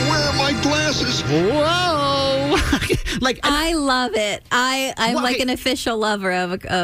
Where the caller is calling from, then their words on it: United States; I'm from Carroll County.